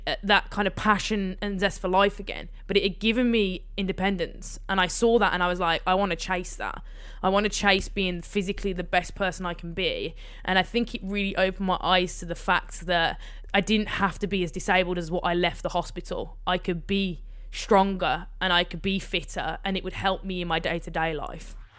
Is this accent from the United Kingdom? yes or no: yes; Birmingham, West Midlands, United Kingdom; I grew up in Birmingham, on the outskirts of Birmingham